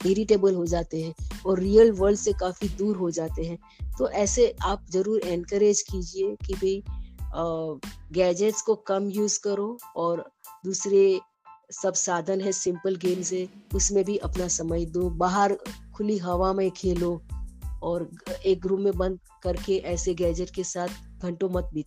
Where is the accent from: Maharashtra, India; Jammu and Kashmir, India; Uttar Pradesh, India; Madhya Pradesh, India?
Maharashtra, India; Mumbai; मैं मुंबई से हूँ